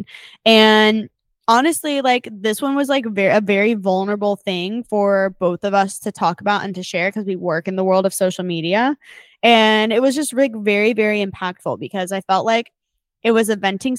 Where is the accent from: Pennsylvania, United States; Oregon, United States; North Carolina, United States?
North Carolina, United States; my hometown of North Carolina.